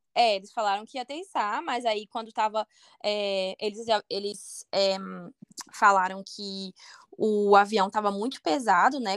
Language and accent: Portuguese; Belo Horizonte, Minas Gerais, Brazil; now in United States; eu sou de BH